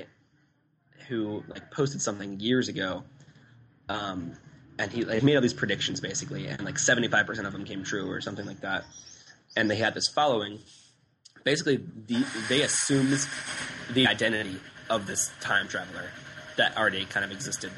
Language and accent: English; United States; the U.S.